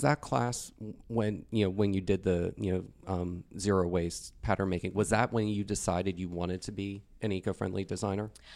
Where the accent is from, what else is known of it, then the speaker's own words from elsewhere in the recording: Northeast, United States; now in Texas, United States; I grew up in the Northeast